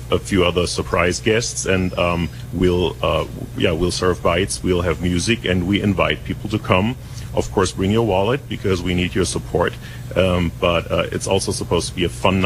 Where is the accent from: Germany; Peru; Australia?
Germany; Essen, North Rhine-Westphalia; moved away as an adult; also born or lived in New York / Europe; now in Carmel, United States; I was born in Germany. I was born in Germany, in Essen